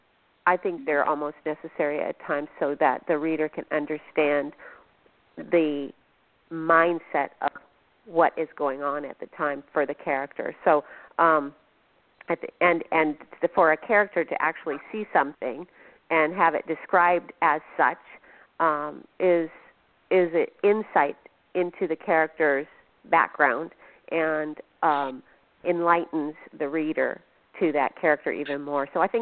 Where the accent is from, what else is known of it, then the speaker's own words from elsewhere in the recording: Phoenix, Arizona, United States; now in Washington, United States; I am a transplant from Phoenix, so haven't been schooled in the history of Washington State and the Pacific Northwest.